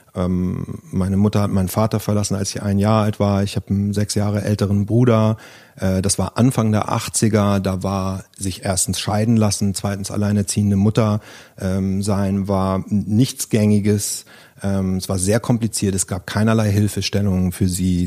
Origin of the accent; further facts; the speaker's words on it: Germany; ich bin wieder in, zurück in meine Heimat an die Ostsee, ähm, in ein, auf einen schönen Bauernhof, den ich aus meiner Jugend kannte